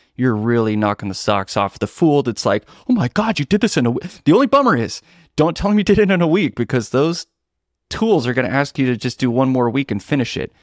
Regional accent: Seattle, Washington, United States; Pacific Northwest in Seattle

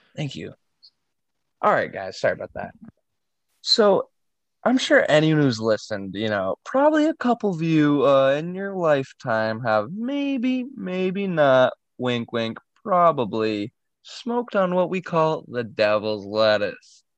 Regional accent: New England, United States; myself growing up in New England

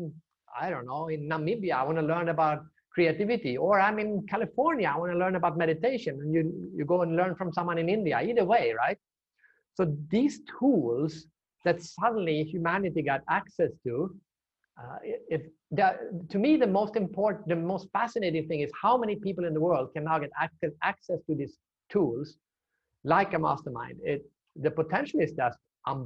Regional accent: Sweden; also born or lived in China / United States; now in Singapore; I'm from Sweden

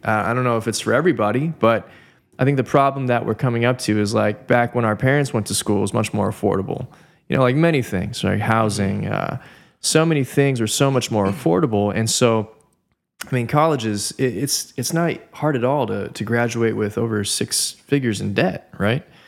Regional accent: Southern California, United States; born and raised in Southern California

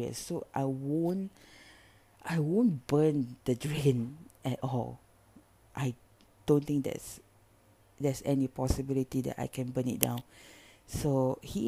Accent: Singapore; I'm from Singapore

